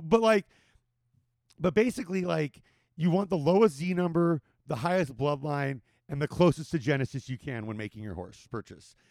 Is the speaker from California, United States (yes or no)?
yes; Whittier, California, United States; moved away; in Whittier, where I grew up